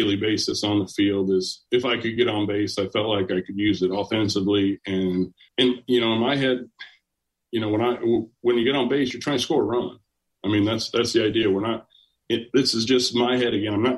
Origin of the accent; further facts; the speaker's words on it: Jasper, Indiana, United States; I'm from Jasper, Indiana. I'm from Southern Indiana.